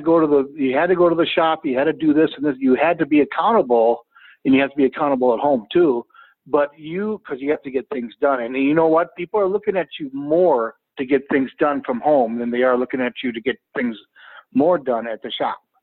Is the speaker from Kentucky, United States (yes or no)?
no; Brooklyn Park, Minnesota, United States; I am from Brooklyn Park, Minnesota.